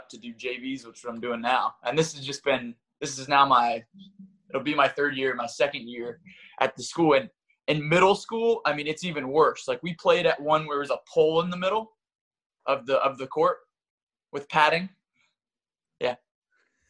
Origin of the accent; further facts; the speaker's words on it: North Carolina, United States; also born or lived in Brooklyn, New York; now in New York City, United States; I grew up in North Carolina